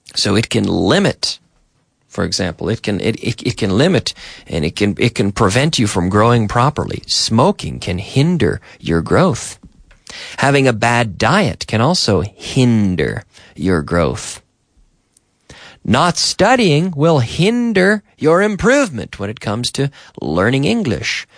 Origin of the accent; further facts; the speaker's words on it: Eastern Canada, Canada; moved away as an adult; now in Spain; if I'm in my hometown in September, I, I go to my, my mother's town in the north of my province and pick blueberries